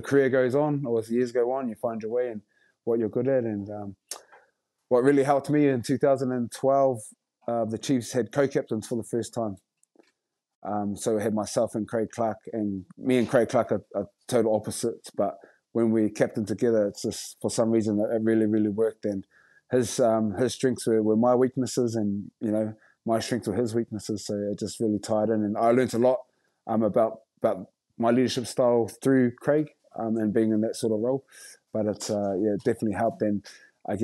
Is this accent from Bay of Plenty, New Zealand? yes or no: yes; Rotorua, Bay of Plenty, New Zealand; I've done, you know, haka all my life pretty much, growing up in Rotorua and schools and kapa haka